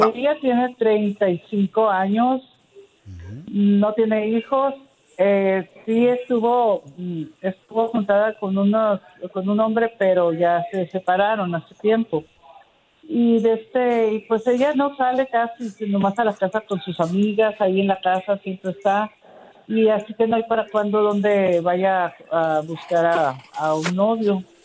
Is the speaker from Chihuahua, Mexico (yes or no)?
no; Sonora, Mexico; now in Phoenix, United States; nosotros somos de Sonora.